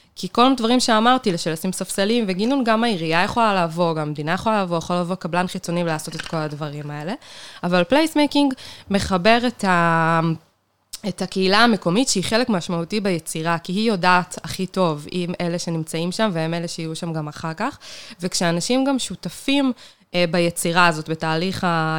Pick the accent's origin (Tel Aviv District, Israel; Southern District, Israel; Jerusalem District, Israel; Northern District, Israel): Northern District, Israel; Kiryat Tivon; moved away as an adult; now in Beersheba, Israel; גדלתי בקריית טבעון